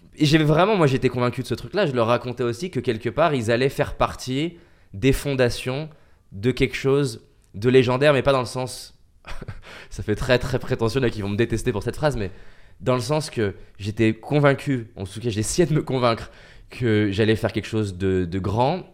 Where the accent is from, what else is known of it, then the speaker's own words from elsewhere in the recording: France; Je suis un petit Français